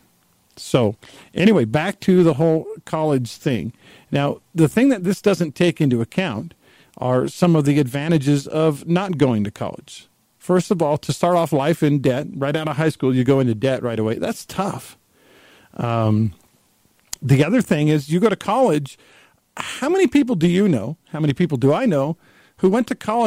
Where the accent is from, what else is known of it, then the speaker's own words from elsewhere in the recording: Texas, United States; I grew up in Texas.